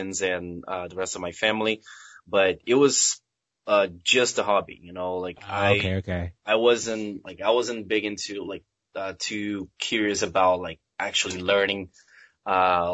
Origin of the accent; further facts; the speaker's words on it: Belo Horizonte, Minas Gerais, Brazil; English is a second language; moved away as an adult; now in New York, United States; I was born in Brazil, Belo Horizonte, to be more exact.